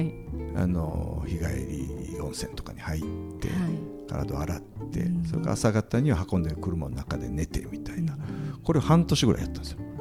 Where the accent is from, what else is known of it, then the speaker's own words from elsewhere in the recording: Kinki, Japan; moved away; 僕近畿地方のはい、あの出身